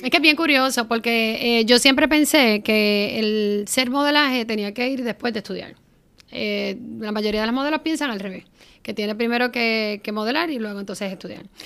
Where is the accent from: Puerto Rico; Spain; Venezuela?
Puerto Rico; Guayanilla; also born or lived in Ponce; yo soy de Guayanilla natural